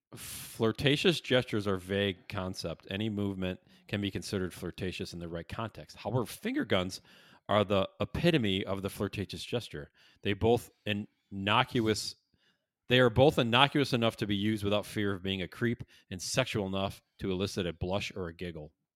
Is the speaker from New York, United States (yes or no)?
yes; Syracuse, New York, United States; now in Chicago, United States; I grew up in Syracuse, moved to Chicago